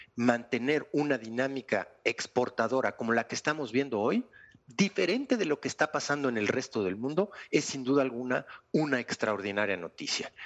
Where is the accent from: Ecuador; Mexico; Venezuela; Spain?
Mexico